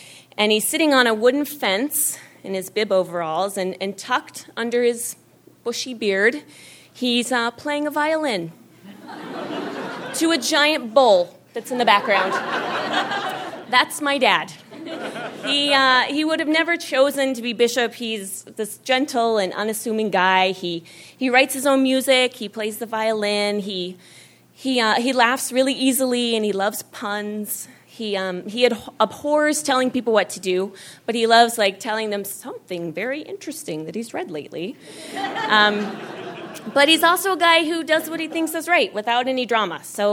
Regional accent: Jerome, Idaho, United States; I grew up in Idaho

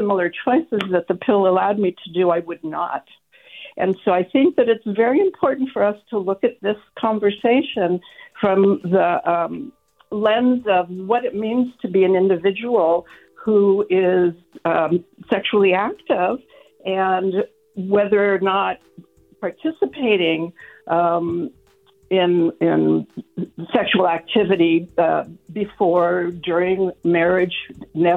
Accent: San Francisco, California, United States; now in Sonoma, United States; the time that I grew up in San Francisco in the 60s

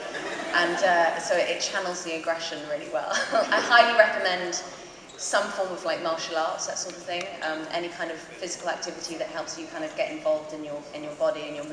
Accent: London, United Kingdom; accent: modern London; my normal accent's a bit more London, modern London.

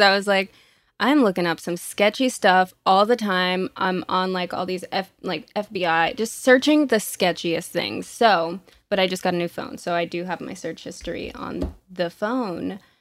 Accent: Orlando, Florida, United States; first language Spanish; English is a second language; moved away as an adult; now in Los Angeles, United States; Born and raised in Orlando, Florida

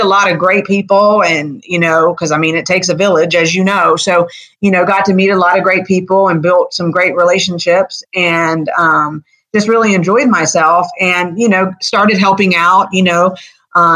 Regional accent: Fayetteville, North Carolina, United States; also born or lived in Colorado Springs, Colorado / Raleigh, North Carolina; now in Charlotte, United States; I was born and raised in Fayetteville, North Carolina.

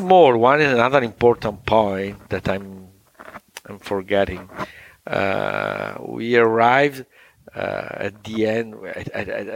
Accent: Italy; we are Italian

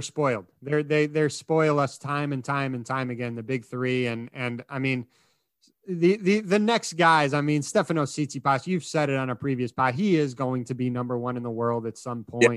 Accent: Chicago, Illinois, United States; I grew up in Chicago with Michael Jordan

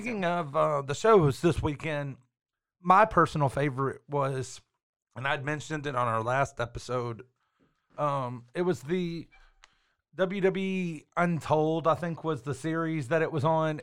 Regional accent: Waco, Texas, United States; my hometown, the Waco crowd

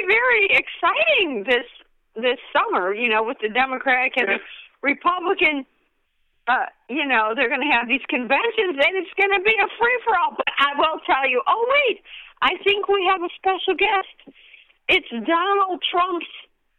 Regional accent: Oak Park, Illinois, United States; I was born in Oak Park, Illinois, which is also the home of Ernest Hemingway and Frank Lloyd Wright

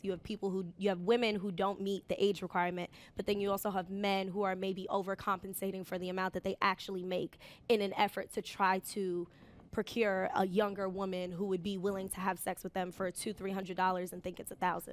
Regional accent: New York City, New York, United States; I took the train an hour to get to school. I was commuting from the Bronx

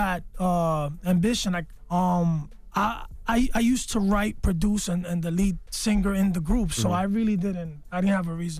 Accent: New York City, New York, United States; my mother's Puerto Rican, my dad is Dominican, and I was born and raised in the Bronx.

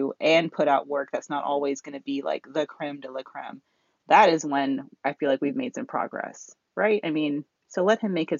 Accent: Atlanta, Georgia, United States; shout out to my hometown

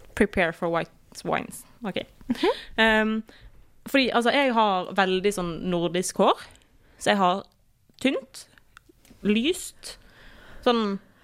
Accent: Osterøy, Vestland, Norway; vi gjør det hjemme på Osterøy

